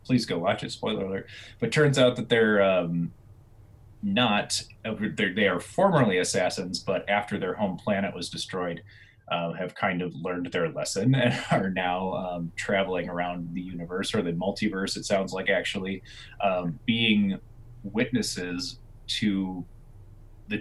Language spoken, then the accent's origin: English; United States; growing up in the United States